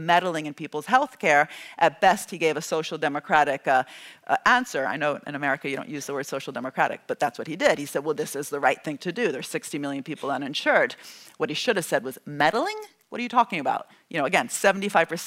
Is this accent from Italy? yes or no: yes; Italy; I'm from Italy